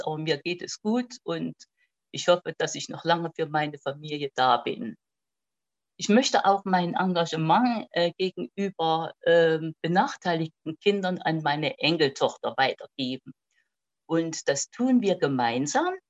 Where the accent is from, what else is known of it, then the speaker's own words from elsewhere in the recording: Aschersleben, Saxony-Anhalt, Germany; also born or lived in Rudolstadt; bin ein Jahr vor Gründung der DDR geboren. In Sachsen-Anhalt